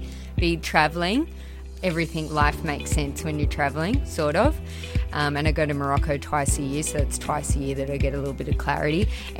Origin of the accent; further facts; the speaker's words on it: Orange, New South Wales, Australia; also born or lived in Sydney, Australia; I grew up in Orange. I grew up on a farm in Blaney, and Mum had a clothing store for 25 years.